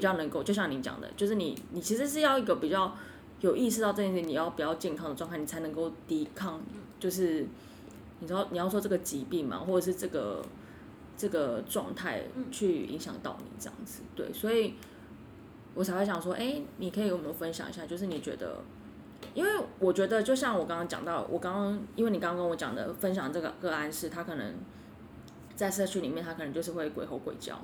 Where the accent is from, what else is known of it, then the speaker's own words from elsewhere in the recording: Kaohsiung, Taiwan; moved away; 我以前住，我以前，我是，我是高雄人